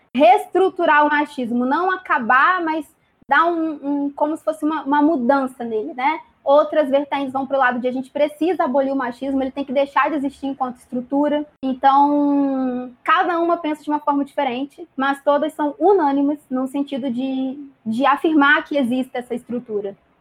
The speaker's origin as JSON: {"language": "Portuguese", "town": "Volta Redonda", "region": "Rio de Janeiro", "country": "Brazil", "said": "tenho 21 anos, sou de Volta Redonda."}